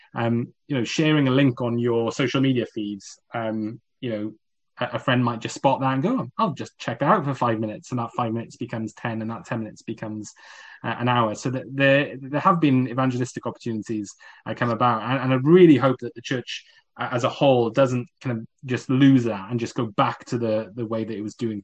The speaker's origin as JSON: {"language": "English", "region": "South Wales", "country": "United Kingdom", "tie": "born or raised there", "also_born_or_lived": "Coventry", "moved": "yes", "said": "when we moved from South Wales to Coventry, where I attended as a teenager"}